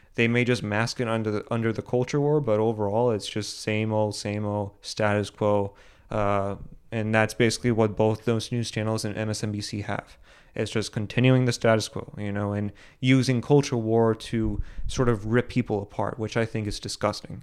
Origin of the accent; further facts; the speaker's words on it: United States; as American citizens